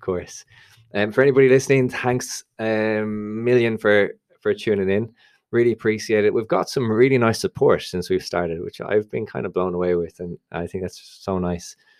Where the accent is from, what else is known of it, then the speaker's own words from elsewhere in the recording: Dublin, Leinster, Ireland; I'm obviously from Dublin